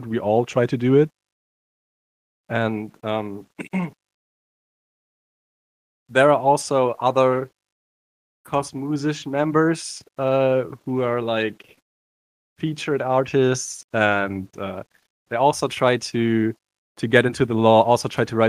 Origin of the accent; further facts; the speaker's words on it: Cologne, North Rhine-Westphalia, Germany; I come from Germany, Cologne.